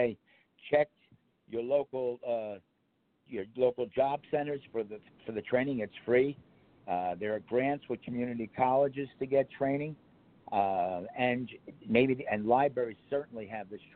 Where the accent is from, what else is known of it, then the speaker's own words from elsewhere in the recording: Bergen County, New Jersey, United States; also born or lived in Venice, Florida; now in Florida, United States; I grew up in Bergen County